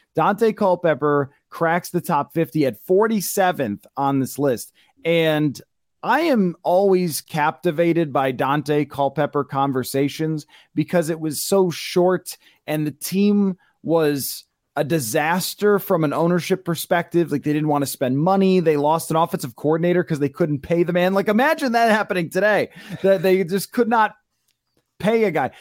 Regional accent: Buffalo, New York, United States; I grew up in Buffalo and I grew up watching Troy Aikman beat the ever loving heck out of the Buffalo Bills

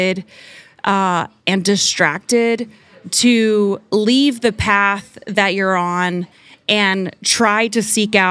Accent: Oklahoma, United States; I grew up in Oklahoma

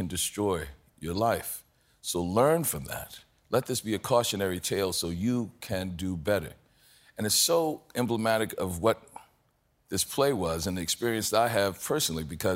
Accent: New Orleans, Louisiana, United States; I'm from New Orleans, so, you know, even when I was growing up in the 60s and 70s

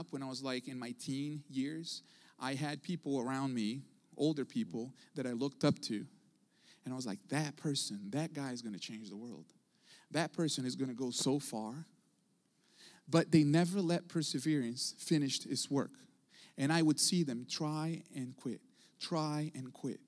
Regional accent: Brazil; also born or lived in Houston, Texas; now in United States; I wasn't born in this country. I didn't grow up in this country. I was born in South America, in Brazil

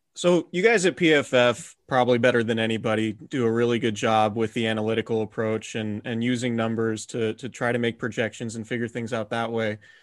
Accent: Santa Rosa, California, United States; the house I grew up in, in Santa Rosa

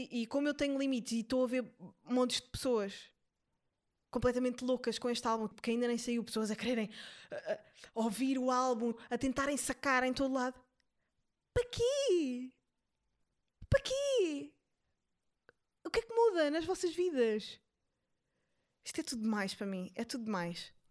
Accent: São Tomé & Príncipe; eu vivi a vida inteira em São Tomé e só comia peixe, portanto eu já preenchi a minha cota de não comer carne.

